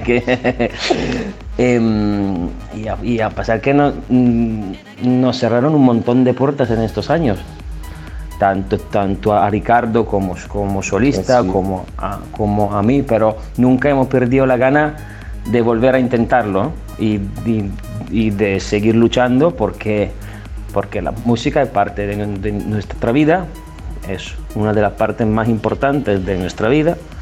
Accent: Italy; Spanish is a second language; nuestro país, en Italia

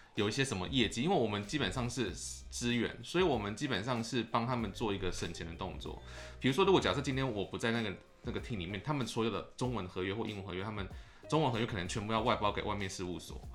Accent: Taiwan; moved away as an adult; now in Japan; 我就想要跟我们公司说，让我回台湾工作一个月

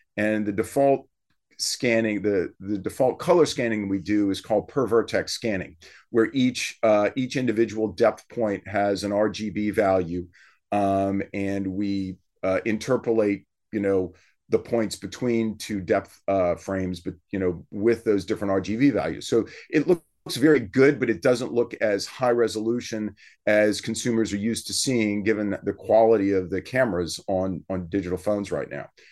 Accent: South Louisiana, United States; we're from South Louisiana

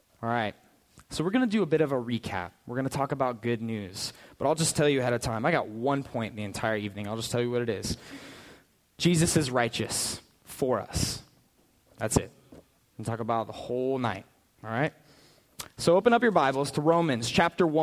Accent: Prescott, Arizona, United States; also born or lived in California / Phoenix; I spent my entire childhood in Prescott, up north, in the woods

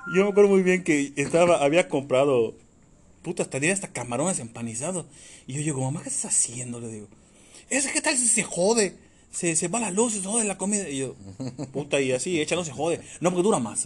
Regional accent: Yucatán, Mexico; soy yucateco

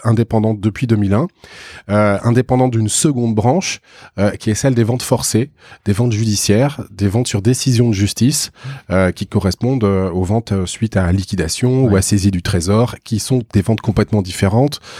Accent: Bordeaux, Nouvelle-Aquitaine, France; moved away as an adult; dans ma ville euh, natale, parce que je suis originaire de Bordeaux.

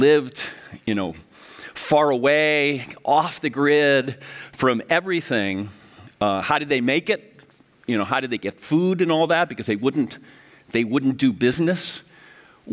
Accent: Miami, Florida, United States; moved away as an adult; now in St. Paul, United States; my hometown of Miami

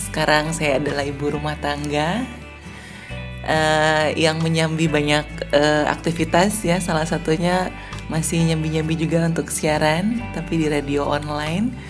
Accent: Kupang, East Nusa Tenggara, Indonesia; Saya kan aslinya dari Kupang nih, Nusa Tenggara Timur.

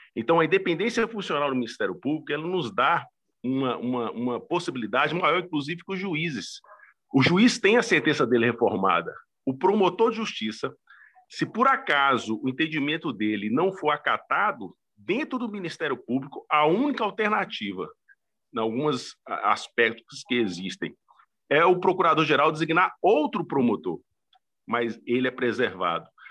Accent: northern Minas Gerais, Brazil; now in Recife, Brazil; eu sou mineiro, professor, eu sou geraizeiro. Catrumano e ah. Catingueiro, do sertão de Minas, norte de Minas Gerais

